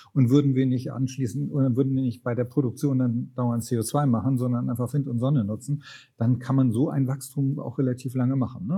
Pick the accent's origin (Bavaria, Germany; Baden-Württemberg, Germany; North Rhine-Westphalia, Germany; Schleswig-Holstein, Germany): Schleswig-Holstein, Germany; Lübeck; moved away; also born or lived in Brandenburg; in Lübeck, in meiner Heimatstadt